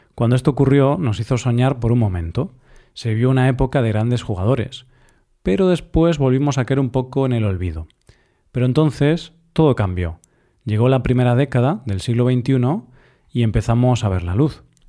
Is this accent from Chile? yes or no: no; Spain; a mí como español